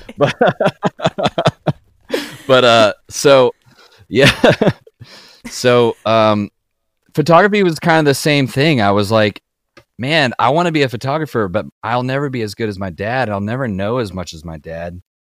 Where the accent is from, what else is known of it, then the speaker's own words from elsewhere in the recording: Kentucky, United States; I grew up in Kentucky, like, very rural backwoods Kentucky